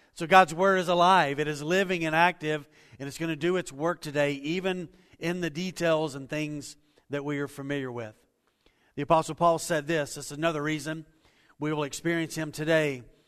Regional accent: Waco, Texas, United States; I grew up in Waco, Texas

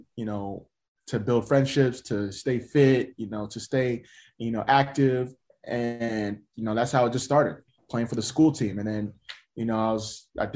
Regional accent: United States; I'm first generation Nigerian American

